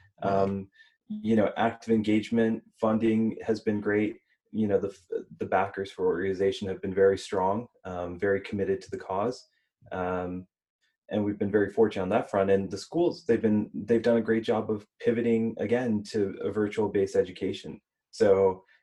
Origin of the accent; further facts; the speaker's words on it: Houston, Texas, United States; I was born in Houston